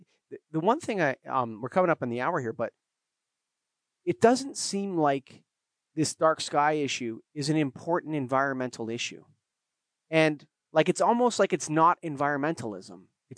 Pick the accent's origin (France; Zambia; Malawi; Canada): Canada; Being Canadian